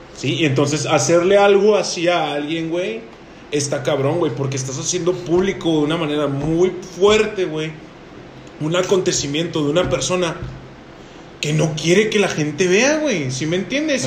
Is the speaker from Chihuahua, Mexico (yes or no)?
yes; Chihuahua, Mexico; somos mexicanos, güey. Pero sabemos perfectamente que aquí en Chihuahua, Chihuahua, tenemos una cultura